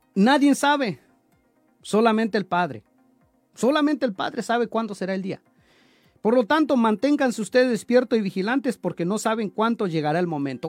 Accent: Chalcatongo, Oaxaca, Mexico; moved away; de allá de mi pueblo de Chalcatongo

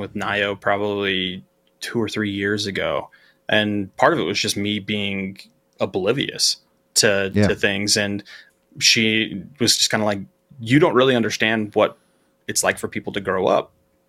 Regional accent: Utah, United States; I grew up in Utah

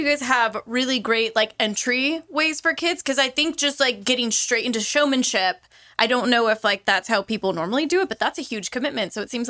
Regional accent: Central Valley, California, United States; now in Livermore, United States; where I grew up in the Central Valley, there it's mostly Western riding, and there's not too much English. So for me moving here, it was interesting.

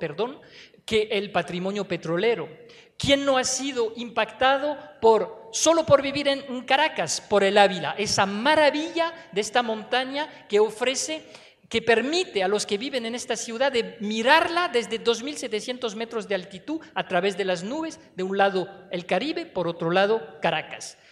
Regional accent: France; moved away as an adult; now in Venezuela

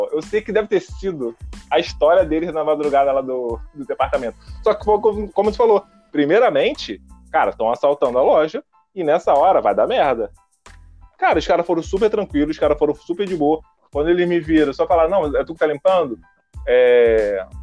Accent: Rio de Janeiro, Brazil; E como a gente tá falando, eu vim do Rio de Janeiro.

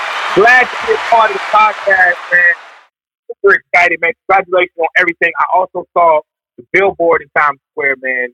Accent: Chicago, Illinois, United States; now in New York, United States; You know, when I came to New York, because a lot of people don't know I'm not from here. I came to New York from Chicago, completely homeless.

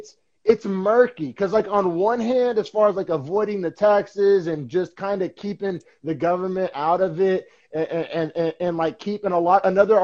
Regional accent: Oklahoma, United States; So, you know, I came from Oklahoma and as everybody knows, Oklahoma is pretty much like a red state

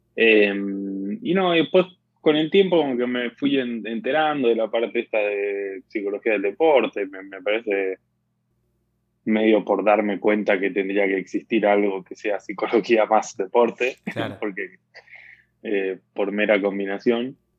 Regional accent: Argentina; moved away as an adult; also born or lived in United States; como buen argentino

